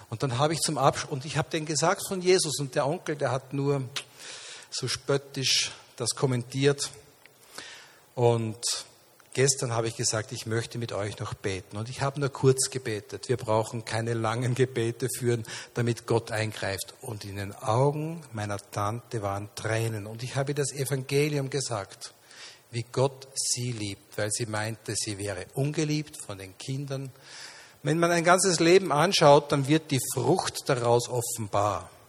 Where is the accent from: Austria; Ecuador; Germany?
Austria; Linz, Upper Austria; born there; guten Morgen, Linz. Ich bin in meiner Geburtsstadt.